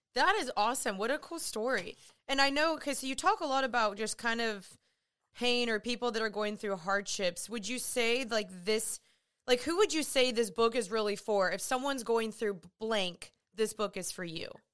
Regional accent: Dallas, Texas, United States; also born or lived in Los Angeles; I'm from Dallas

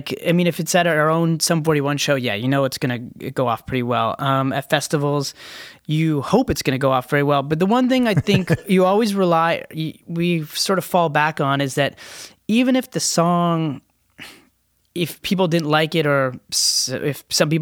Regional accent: Canada; we're Canadians.

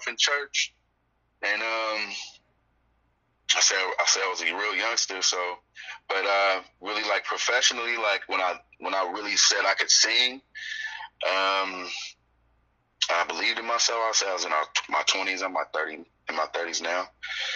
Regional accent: San Mateo, California, United States; also born or lived in San Francisco; Originally, I'm from San Francisco, but I was raised in San Mateo, so I'm pretty much a Bay Area boy.

